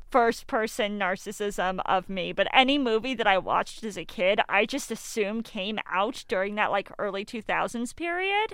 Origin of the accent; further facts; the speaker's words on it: Colorado Springs, Colorado, United States; I grew up in Colorado Springs